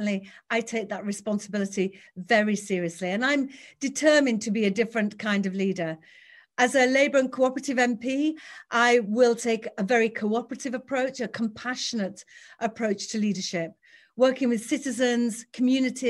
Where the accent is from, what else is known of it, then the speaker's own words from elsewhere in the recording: Batley, Yorkshire and the Humber, United Kingdom; I was born and raised in West Yorkshire. I grew up on free school meals in a council flat on a council estate in Batley